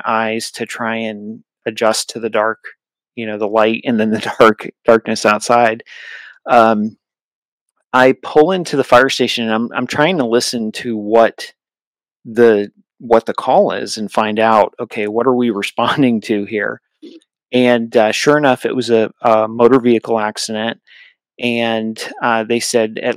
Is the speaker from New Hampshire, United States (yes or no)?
yes; New Hampshire, United States; I grew up in New Hampshire, and New England